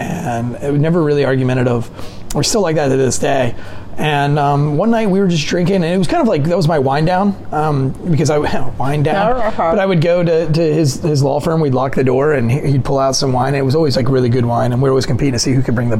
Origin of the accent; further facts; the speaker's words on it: North Carolina, United States; Towards the beach, but I grew up like not being able to go to school because alligators would block the neighborhood entrance.